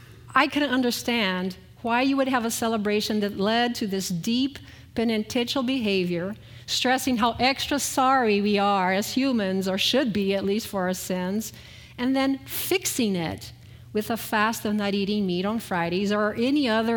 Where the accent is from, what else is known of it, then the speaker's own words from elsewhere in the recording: Brazil; So most of you know that I grew up in Brazil, and of course Lent is defined by Carnaval